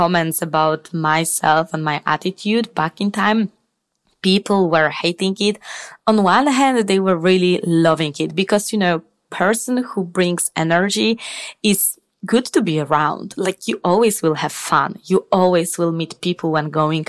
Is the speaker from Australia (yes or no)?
no; Poland; moved away as an adult; now in Spain; I'm originally from Poland